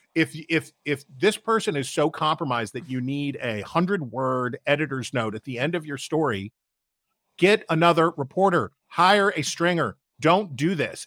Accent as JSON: {"language": "English", "town": "Wheeling", "region": "West Virginia", "country": "United States", "tie": "born or raised there", "said": "my hometown of Wheeling, West Virginia"}